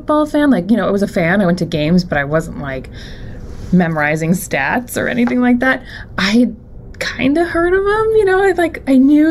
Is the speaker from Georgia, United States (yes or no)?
no; Florida, United States; moved away as an adult; also born or lived in Pennsylvania; maybe I can move back to Florida. I'm from Florida